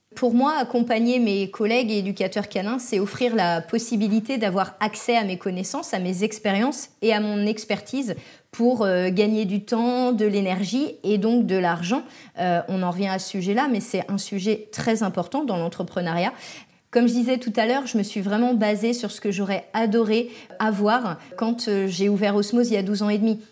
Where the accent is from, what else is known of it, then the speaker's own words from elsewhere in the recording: France; now in Les Sables-d'Olonne, France; Chez nous, en France